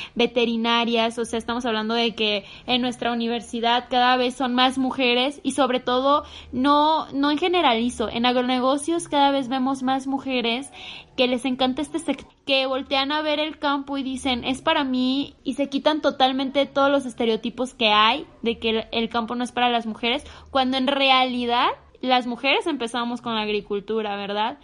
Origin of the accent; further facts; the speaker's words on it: Michoacán, Mexico; soy de Michoacán y digo mucho pues